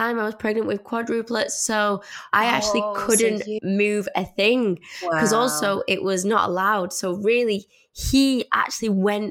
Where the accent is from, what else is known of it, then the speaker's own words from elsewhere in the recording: Salford, North West England, United Kingdom; I'm from Salford.